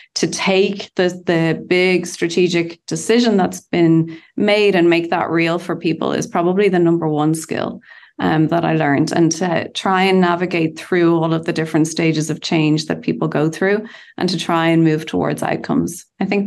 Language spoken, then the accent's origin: English; Bray, Leinster, Ireland; in my hometown of Bray in Ireland